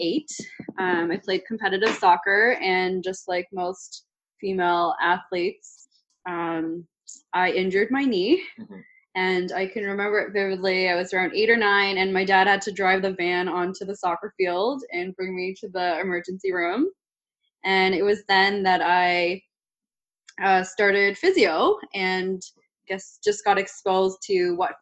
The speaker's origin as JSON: {"language": "English", "town": "Richmond Hill", "region": "Ontario", "country": "Canada", "tie": "born or raised there", "said": "I grew up in Richmond Hill"}